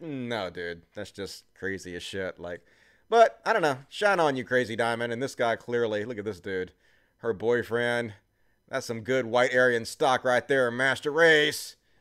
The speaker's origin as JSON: {"language": "English", "region": "Mississippi", "country": "United States", "said": "I'm from Mississippi"}